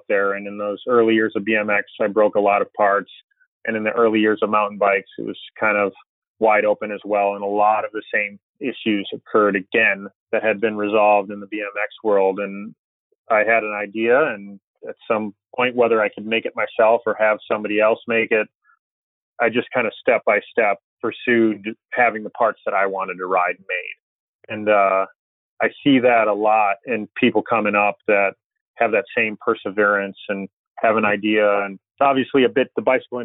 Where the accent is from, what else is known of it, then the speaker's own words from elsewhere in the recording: Chicago, Illinois, United States; I grew up in Chicago